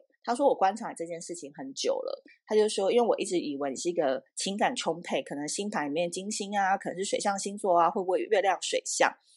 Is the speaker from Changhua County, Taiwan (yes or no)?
no; Taipei, Taiwan; also born or lived in Tainan; 我每一次回台南，我台南人嘛，然后虽然我小时候是在台北长大